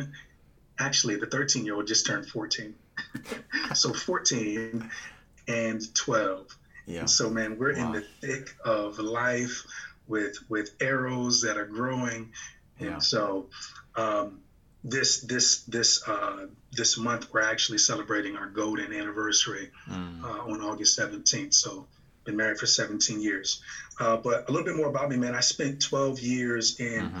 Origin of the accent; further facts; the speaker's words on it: Virginia, United States; moved away as an adult; now in Michigan, United States; I'm originally from Virginia